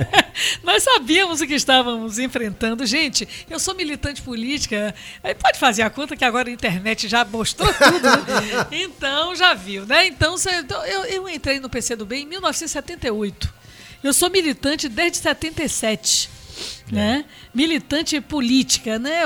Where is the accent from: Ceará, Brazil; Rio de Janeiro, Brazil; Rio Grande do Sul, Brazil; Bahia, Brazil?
Bahia, Brazil; Salvador; eu amo minha cidade, amo minha terra